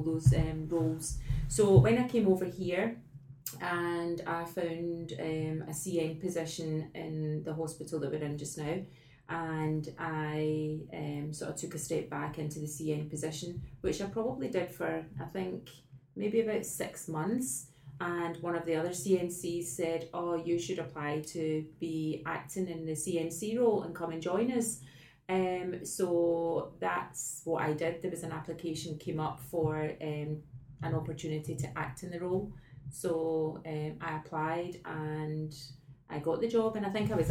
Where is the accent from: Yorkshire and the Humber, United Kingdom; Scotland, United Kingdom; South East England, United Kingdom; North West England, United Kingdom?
Scotland, United Kingdom; moved away as an adult; now in Australia; I moved over from Scotland to Australia 5 years ago. And the job that I did back home before I came here was a nurse manager role